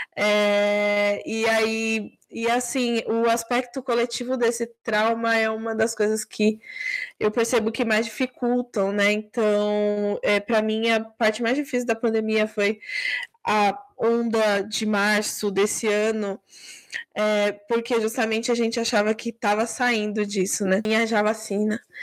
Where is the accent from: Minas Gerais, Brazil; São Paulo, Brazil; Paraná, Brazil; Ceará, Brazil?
São Paulo, Brazil; Eu também sou paulistana